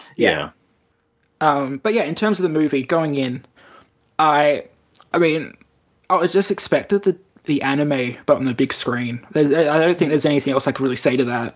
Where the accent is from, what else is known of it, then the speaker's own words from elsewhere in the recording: Australia; now in Japan; in Australia, we actually had a real problem with the best best cinema we had in my hometown.